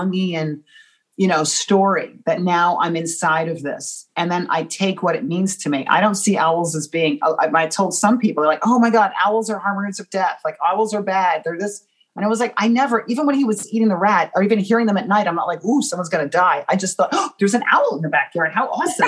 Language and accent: English; United States; I'm American